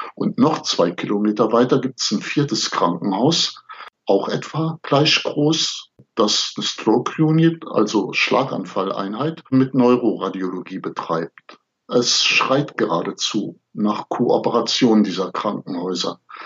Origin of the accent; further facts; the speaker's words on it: the area around Cologne, North Rhine-Westphalia, Germany; Ich komme ja aus der Gegend um Köln